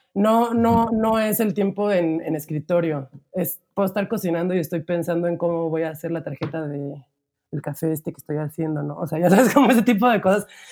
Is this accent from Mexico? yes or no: yes; Cuautla, Morelos, Mexico; yo crecí en una ciudad que se llama Cuautla, que nadie ubica, pero siempre digo cerca de Cuernavaca